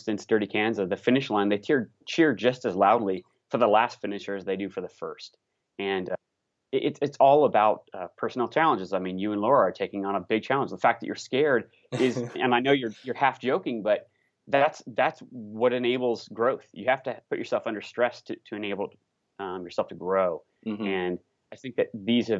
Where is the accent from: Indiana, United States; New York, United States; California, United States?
Indiana, United States; now in Colorado, United States; I'm originally from the Midwest, so disclaimer, I'm from Indiana and I love the Midwest. I've lived in Colorado for some time now